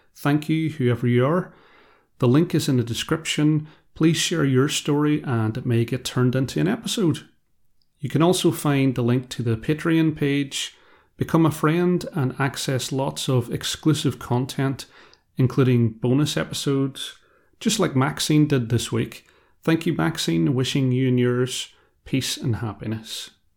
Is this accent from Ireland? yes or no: yes; Ireland; I am also Irish, and I come from a background where we don't always deal with conflict well. In a part of rural Ireland I'm from